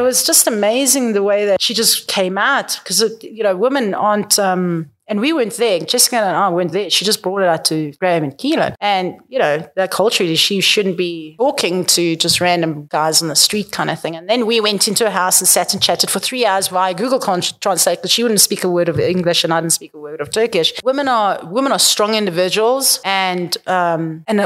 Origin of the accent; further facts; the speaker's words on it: South Africa; moved away; We're South African